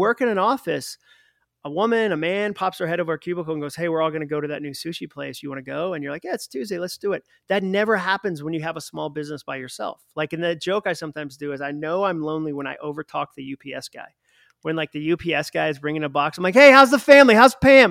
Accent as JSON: {"language": "English", "region": "Massachusetts", "country": "United States", "said": "I'm from Massachusetts, so wicked is our word for very"}